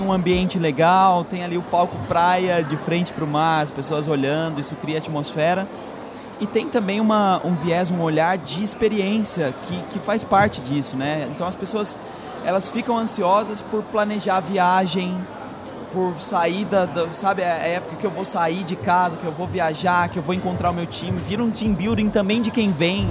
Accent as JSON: {"language": "Portuguese", "region": "São Paulo", "country": "Brazil", "moved": "as an adult", "lives_now": "Florianópolis, Brazil", "said": "Eu até sou de São Paulo"}